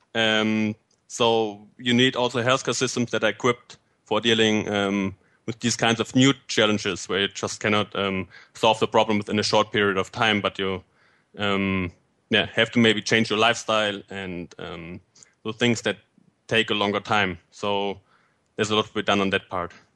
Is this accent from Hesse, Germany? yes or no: yes; Fulda, Hesse, Germany; moved away as an adult; also born or lived in Bavaria / Argentina / Puebla, Mexico / Göttingen, Germany; now in United Kingdom; I uh, was born and raised in Fulda, Germany